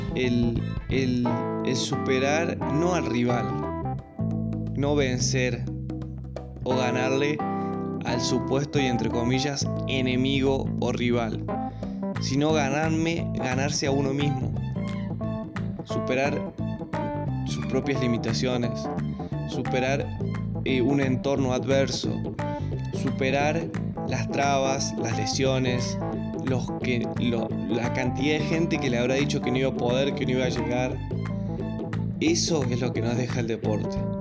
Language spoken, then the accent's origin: Spanish; Argentina; que aplicamos como argentinos